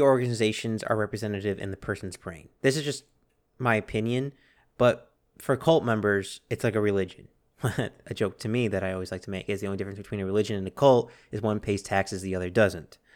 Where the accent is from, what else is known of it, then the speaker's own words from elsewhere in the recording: United States; we're Americans.